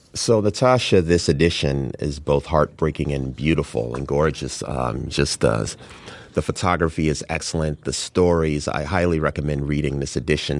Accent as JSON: {"language": "English", "town": "Chicago", "region": "Illinois", "country": "United States", "tie": "born or raised there", "said": "having been born and raised in Chicago"}